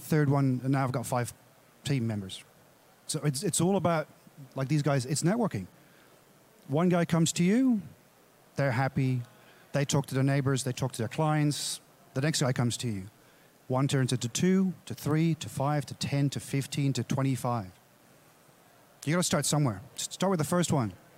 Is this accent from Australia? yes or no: yes; Australia; I'm from Australia